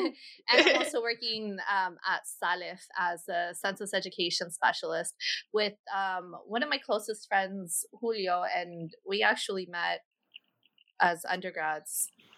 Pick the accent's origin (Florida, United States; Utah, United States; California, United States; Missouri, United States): California, United States; San Diego; also born or lived in Tucson, Arizona / Costa Rica; Okay, well … I'm from San Diego. My mom is from Guatemala, and my dad is from New Mexico.